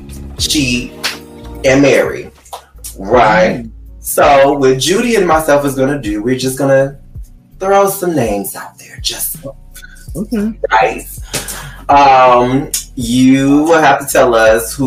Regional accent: Detroit, Michigan, United States; I'm from Detroit

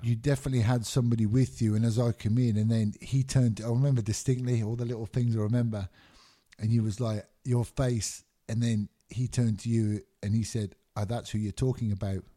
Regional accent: Birmingham, West Midlands, United Kingdom; also born or lived in Glasgow, Scotland; I lived there till I was nine years old. Both my parents are Scottish. My mum remarried, moved to England when I was nine years old, nine or ten years old, and I grew up in England.

